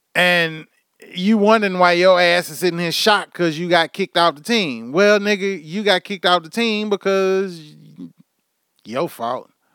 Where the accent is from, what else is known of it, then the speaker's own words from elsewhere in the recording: Houston, Texas, United States; moved away as an adult; now in Oklahoma, United States; somebody that's from, born, bred, raised in Houston, motherfucking me, Texas